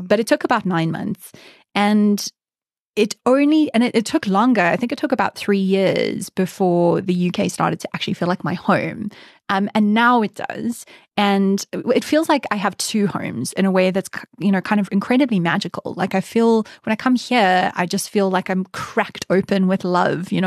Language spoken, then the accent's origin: English; South Africa; moved away as an adult; now in United Kingdom; my standards for hikes as a South African